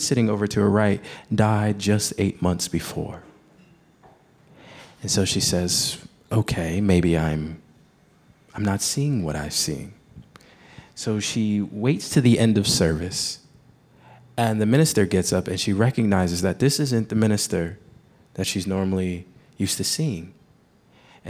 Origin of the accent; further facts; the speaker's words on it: New Jersey, United States; I grew up in New Jersey